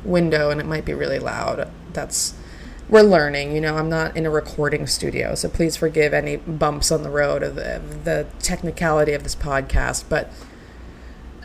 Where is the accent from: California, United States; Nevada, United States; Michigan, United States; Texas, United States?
Nevada, United States; Reno; I am from Reno, Nevada. I am from the northwestern part of Reno, Nevada. I am, yeah, just a Reno girl through and through